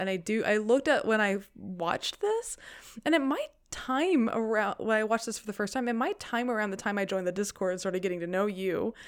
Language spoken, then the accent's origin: English; the South, United States; growing up in the South